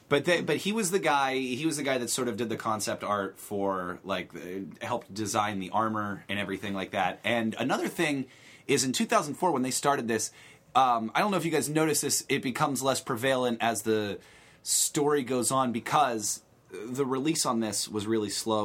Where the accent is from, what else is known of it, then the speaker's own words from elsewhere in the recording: Beaver Falls, Pennsylvania, United States; I'm from outside Pittsburgh